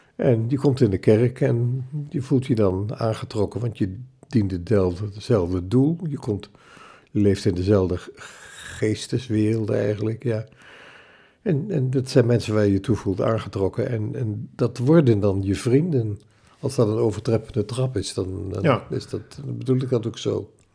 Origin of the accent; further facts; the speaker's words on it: Zwolle, Overijssel, Netherlands; geboren in Zolle in 1935